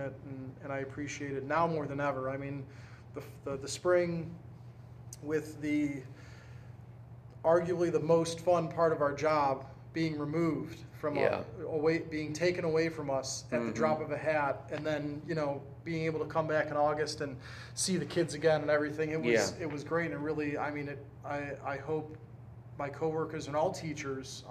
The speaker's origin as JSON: {"language": "English", "town": "Cleveland", "region": "Ohio", "country": "United States", "tie": "born or raised there", "said": "I was born in Cleveland, and you know, a suburb of Cleveland"}